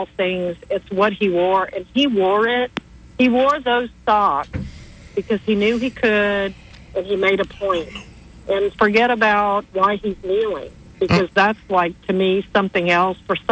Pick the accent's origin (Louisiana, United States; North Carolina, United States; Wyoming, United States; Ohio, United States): Louisiana, United States; also born or lived in Florida; now in Alabama, United States; I've lived in Florida, and I was raised in Louisiana